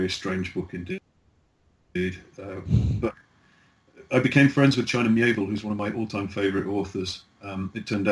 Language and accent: English; the British Midlands, England, United Kingdom; It's my hometown